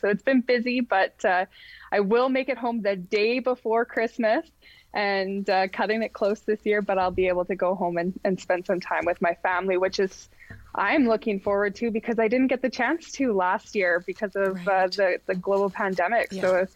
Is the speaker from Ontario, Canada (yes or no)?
no; Rossland, British Columbia, Canada; I was born and raised in British Columbia in a small town called Rossland